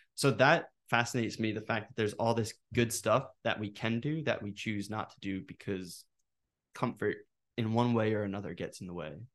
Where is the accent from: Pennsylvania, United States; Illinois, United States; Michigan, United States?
Pennsylvania, United States; Norristown; also born or lived in Northern Liberties, Philadelphia; I'm from Norristown